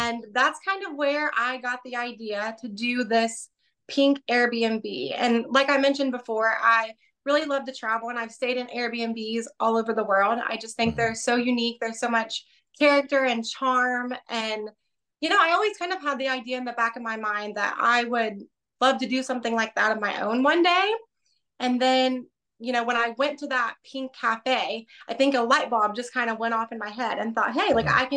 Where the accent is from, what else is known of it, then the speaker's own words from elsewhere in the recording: Portsmouth, Ohio, United States; also born or lived in Florida; Portsmouth, Ohio. This is where I was born and raised